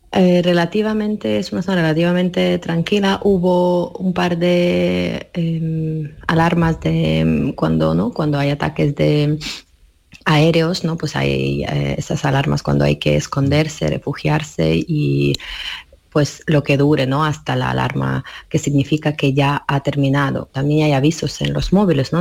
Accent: Ivano-Frankivsk, Ivano-Frankivsk Oblast, Ukraine; Spanish is a second language; moved away; en mi ciudad. Ivano Franquís, que quiero ir a mi pueblo

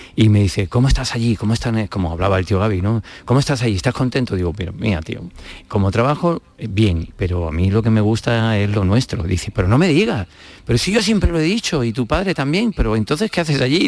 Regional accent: Madrid, Community of Madrid, Spain; moved away as an adult; now in Málaga, Spain; he vivido toda la vida en Madrid

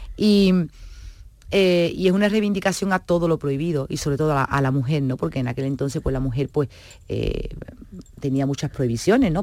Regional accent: Seville, Andalusia, Spain

